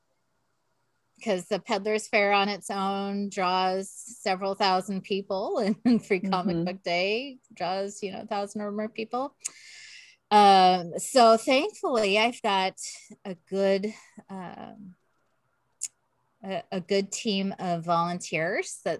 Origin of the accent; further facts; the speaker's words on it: Southern California, United States; now in Northern California, United States; I grew up in Southern California